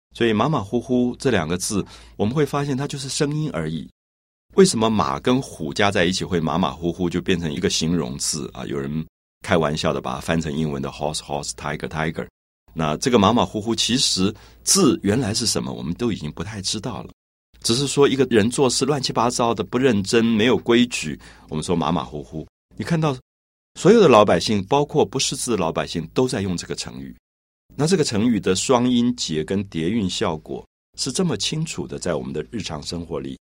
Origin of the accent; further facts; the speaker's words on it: Taiwan; 我从小在台湾长大